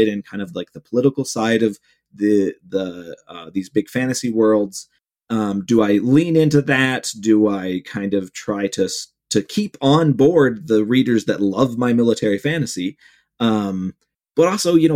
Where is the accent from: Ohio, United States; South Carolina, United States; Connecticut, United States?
Ohio, United States; Cleveland; my hometown of Cleveland